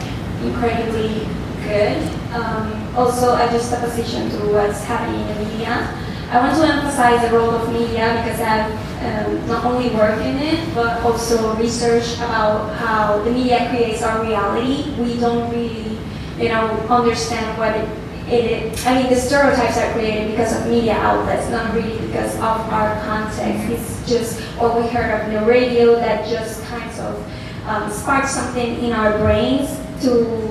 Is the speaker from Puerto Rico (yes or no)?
yes; Puerto Rico; So I'm from Puerto Rico.